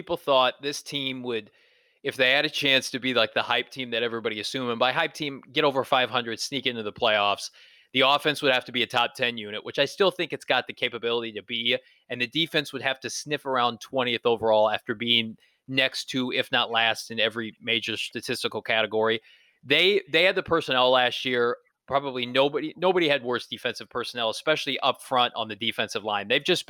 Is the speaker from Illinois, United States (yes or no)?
yes; Illinois, United States; I grew up in Central Illinois and watched him set records at Eastern Illinois.